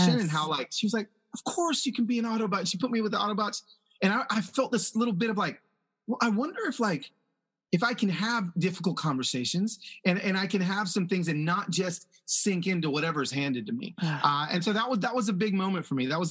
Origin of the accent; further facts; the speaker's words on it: Atlanta, Georgia, United States; English is a second language; also born or lived in Los Angeles; I moved as a young child from Los Angeles to Atlanta, and to be a literally I was a Black kid that didn't speak English